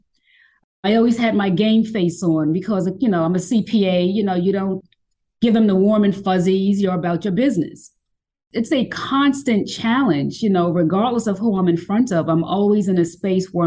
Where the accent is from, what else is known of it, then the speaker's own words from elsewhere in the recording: New York City, New York, United States; moved away as an adult; now in Atlanta, United States; I was born and raised in New York City, born in Johnson Projects in Harlem